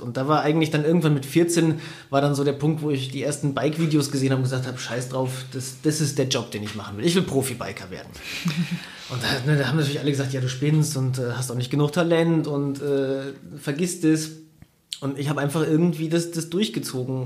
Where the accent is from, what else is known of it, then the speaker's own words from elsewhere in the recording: Siegen, North Rhine-Westphalia, Germany; also born or lived in Bayrischzell, Bavaria; sind wir eigentlich erst zurückgezogen nach Siegen, als ich in die Schule gekommen bin.